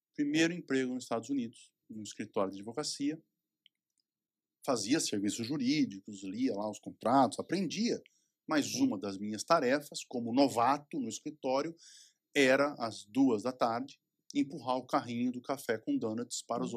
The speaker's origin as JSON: {"language": "Portuguese", "country": "Brazil", "moved": "yes"}